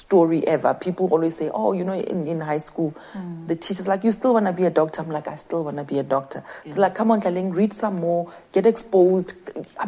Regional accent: QwaQwa, Free State, South Africa; It did begin in the dusty streets of Kwakwa

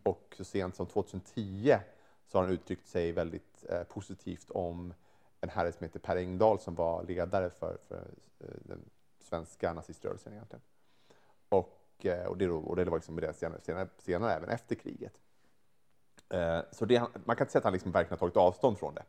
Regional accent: Sweden; som svensk

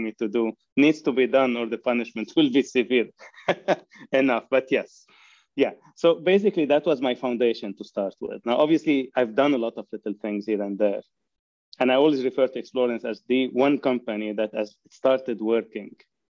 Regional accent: Lebanon; moved away as an adult; now in Canada; I have grown in Lebanon, and I immigrated to Canada in 1990

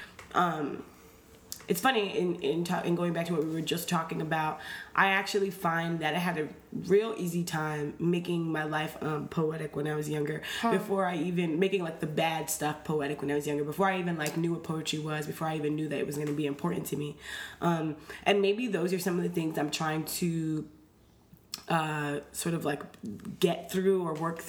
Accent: New York City, New York, United States; I grew up on East Fordham.

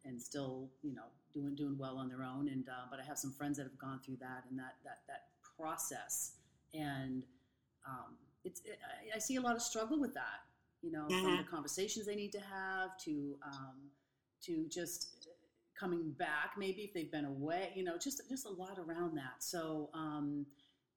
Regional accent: Boston, Massachusetts, United States; now in California, United States; I'm from the East Coast, Boston area, and now I'm in California

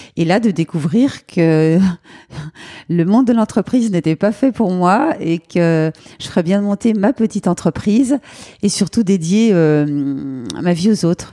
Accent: Lyon, Auvergne-Rhône-Alpes, France; on peut dire que je suis lyonnaise euh, depuis très longtemps. J'habite à Lyon

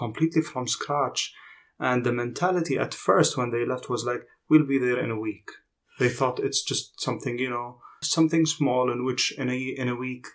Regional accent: Jordan; growing up in Jordan

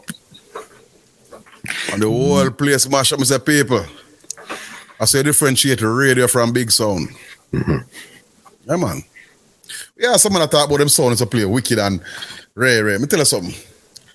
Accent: Kingston, Jamaica; I come from Greenwich Farm

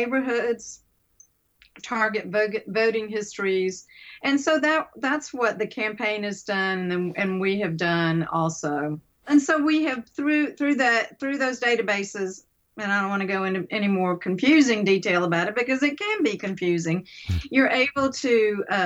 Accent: Mobile, Alabama, United States; also born or lived in Little Rock, Arkansas; When I moved from Mobile to Little Rock a number of years, long years ago

